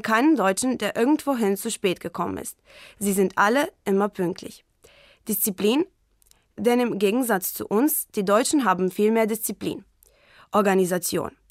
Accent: Varaždin, Varaždin County, Croatia; German is a second language; ich bin 2002 in Varaždin, Kroatien geboren

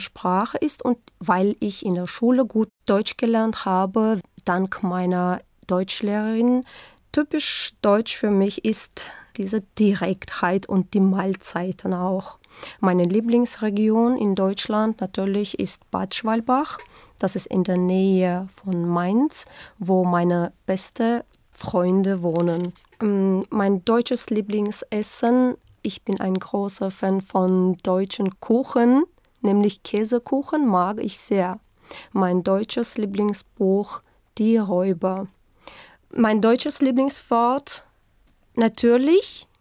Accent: Khorezm, Xorazm Region, Uzbekistan; German is a second language; now in Tashkent, Uzbekistan; ich komme aus Usbekistan, bin geboren im Jahre 1984 am 15. Mai in Choresum

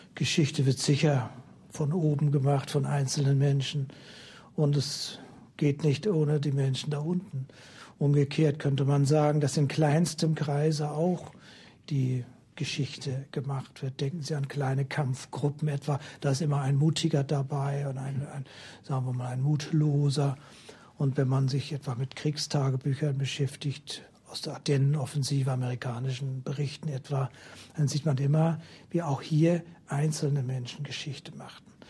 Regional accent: Northern Germany, Germany; Als Norddeutscher

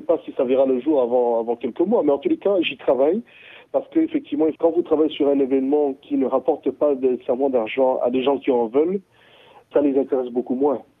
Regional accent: Bria, Haute-Kotto, Central African Republic; moved away; j'ai grandi à Bria. Donc Bria, c'est l'est de la RCA.

